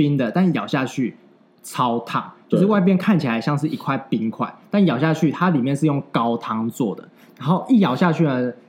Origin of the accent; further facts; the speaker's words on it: Yilan County, Taiwan; 对，那其实我们这一次想到的主题呢，就是因为我们两个本身都是宜兰人。那我们宜兰人最大的特色就是什么？